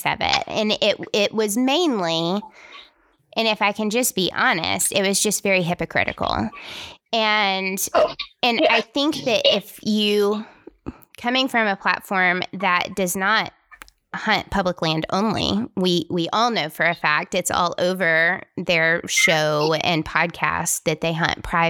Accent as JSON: {"language": "English", "region": "Tennessee", "country": "United States", "said": "I'm from Tennessee"}